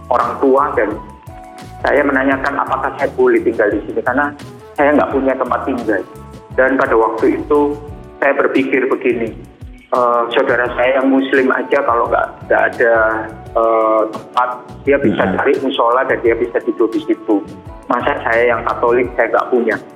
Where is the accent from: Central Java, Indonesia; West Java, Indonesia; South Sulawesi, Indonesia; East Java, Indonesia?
East Java, Indonesia; Surabaya; Saya mau jadi dokter di tanah ini asal saya dari Surabaya.